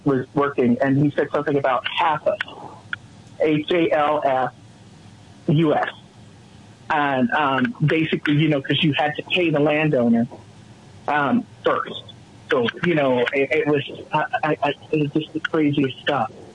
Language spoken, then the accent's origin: English; Colorado, United States; this little Colorado girl